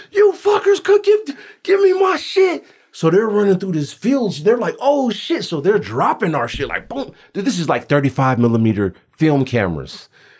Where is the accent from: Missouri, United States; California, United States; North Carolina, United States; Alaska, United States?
Alaska, United States; I'm out here from Alaska.